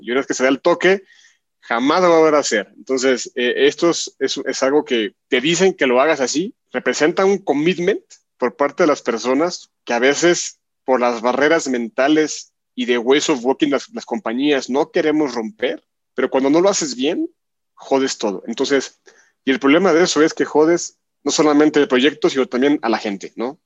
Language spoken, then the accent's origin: Spanish; Guadalajara, Jalisco, Mexico; acá en México, en Guadalajara, donde yo nací precisamente.